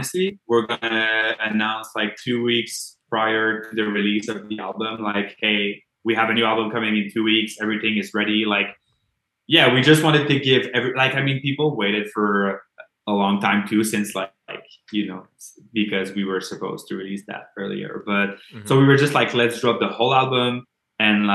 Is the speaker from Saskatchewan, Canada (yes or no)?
no; Montreal, Quebec, Canada; accent: Quebec accent; Montreal is like my hometown